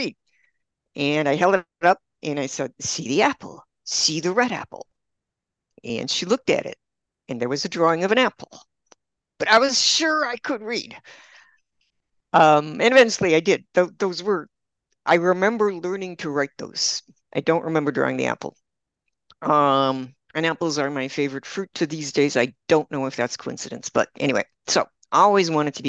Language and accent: English; Milwaukee, Wisconsin, United States; moved away as an adult; also born or lived in Austin, Texas; now in Spain; I grew up in Milwaukee, and I grew up in a blue collar family in a blue collar neighborhood